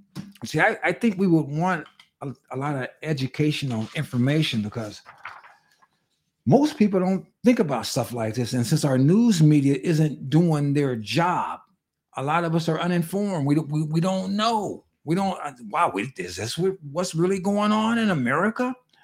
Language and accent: English; California, United States; In California, my home state